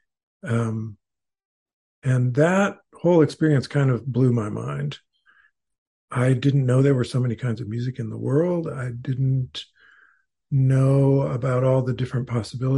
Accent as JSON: {"language": "English", "town": "Fresno", "region": "California", "country": "United States", "tie": "born or raised there", "said": "I was growing up in Fresno, California"}